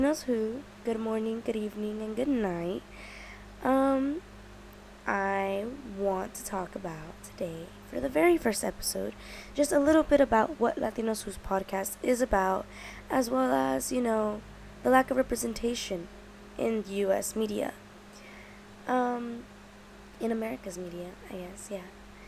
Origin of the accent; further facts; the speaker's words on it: United States; I am Mexican American